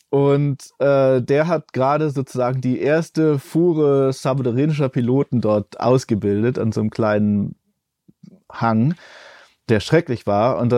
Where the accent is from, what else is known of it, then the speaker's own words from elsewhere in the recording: El Salvador; born there; Also ich bin in El Salvador geboren und immer wieder dorthin zurückgegangen zum, zum Arbeiten auch und ich habe da auch mal wieder gelebt eine Zeit lang.